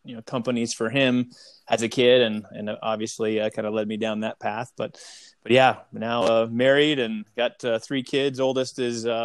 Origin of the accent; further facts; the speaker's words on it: Omaha, Nebraska, United States; moved away as an adult; now in Utah, United States; Born and raised in Omaha, Nebraska. Just a little bit outside of Omaha.